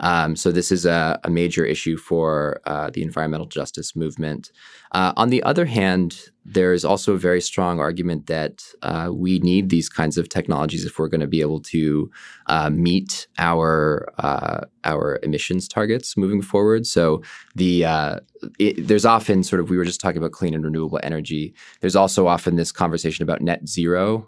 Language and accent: English; Bay Area, California, United States; I come from the Bay Area